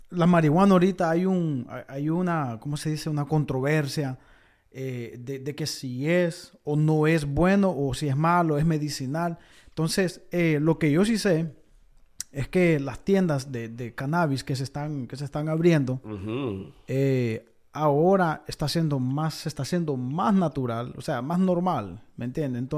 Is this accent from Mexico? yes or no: no; Honduras; moved away; Cuando, cuando yo vine de Honduras, creo yo que el dólar estaba como a, a 19 18